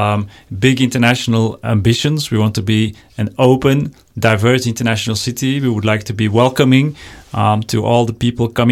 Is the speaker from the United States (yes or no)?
no; Leuven, Flanders, Belgium; I was born in Leuven and raised in Leuven